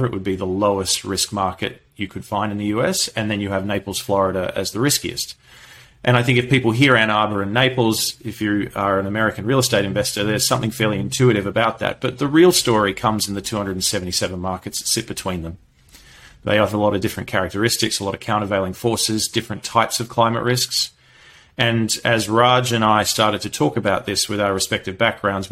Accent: Perth, Western Australia, Australia; moved away; also born or lived in London; I'm from Perth, Western Australia

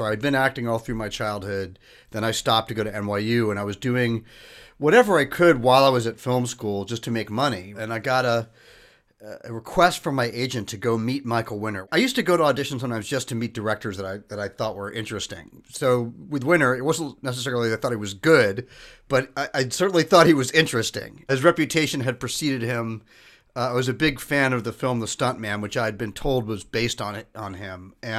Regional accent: England, United Kingdom; born there; he knew that I was born in England

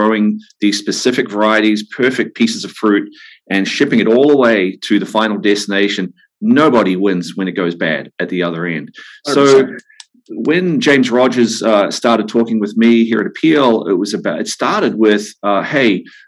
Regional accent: New Zealand; moved away as an adult; now in Santa Barbara, United States; my journey began growing up on a farm in New Zealand. You can tell from my accent

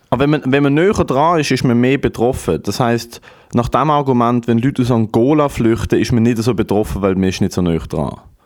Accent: Germany; ich bin Deutscher. Also mir kennt man da auch als Deutscher

